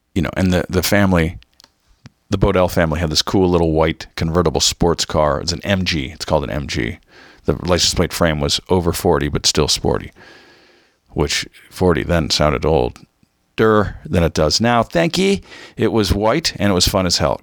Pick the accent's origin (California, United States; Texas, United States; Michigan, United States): California, United States; Mission Viejo; growing up in Orange County